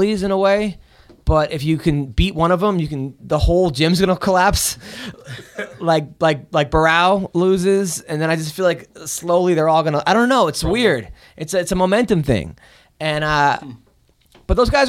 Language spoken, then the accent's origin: English; United States; I'm from the U.S.